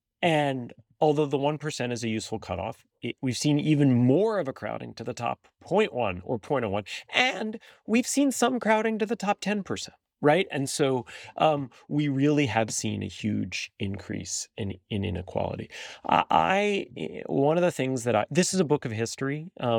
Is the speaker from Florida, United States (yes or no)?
no; New York, United States; moved away as an adult; now in Washington, D.C., United States; I'm a New Yorker